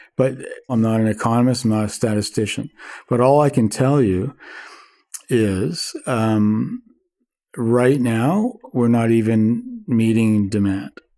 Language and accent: English; Vancouver, British Columbia, Canada; I'm born and raised in Vancouver, and been here all my life and lived here all my life.